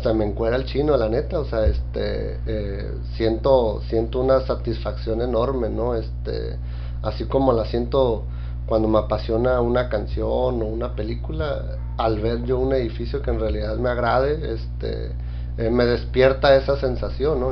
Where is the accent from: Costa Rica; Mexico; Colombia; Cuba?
Mexico; Tijuana, Baja California; soy un tijuanense apasionado